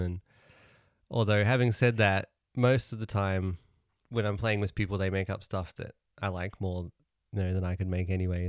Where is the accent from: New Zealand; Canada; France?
New Zealand; moved away; also born or lived in Melbourne, Australia; Growing up in New Zealand, they, at school assembly